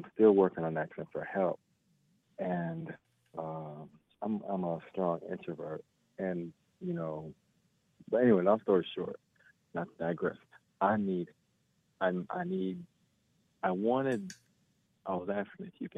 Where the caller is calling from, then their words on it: Miami, Florida, United States; I'm calling from Miami, Florida